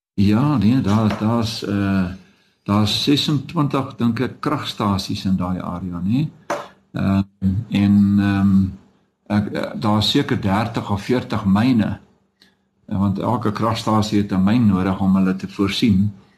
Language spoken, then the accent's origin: Afrikaans; Dullstroom, Mpumalanga, South Africa; moved away; also born or lived in Witbank / Johannesburg; ek het op Dullery wel groot geword